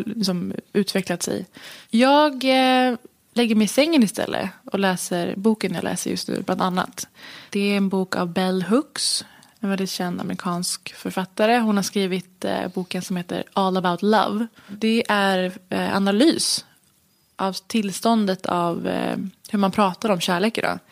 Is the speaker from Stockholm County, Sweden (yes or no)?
yes; Stockholm, Stockholm County, Sweden; jag är ju född i Stockholm